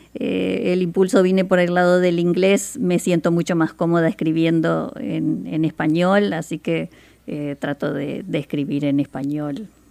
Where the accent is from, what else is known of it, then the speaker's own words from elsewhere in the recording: Montevideo, Uruguay; now in Seattle, United States; yo soy de Montevideo, Uruguay, en Sudamérica.